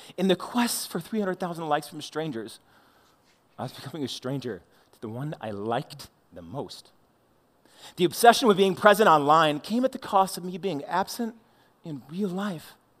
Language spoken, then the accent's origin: English; St. Louis, Missouri, United States; I was the awkward kid growing up in Saint Louis.